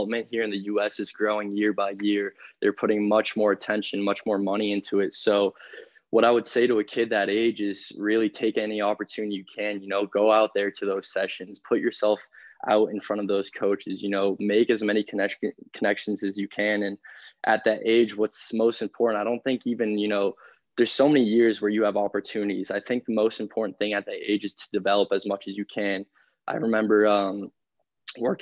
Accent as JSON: {"language": "English", "town": "Boston", "region": "Massachusetts", "country": "United States", "tie": "born or raised there", "also_born_or_lived": "Michigan / St. Louis", "moved": "as an adult", "said": "born and raised in Boston"}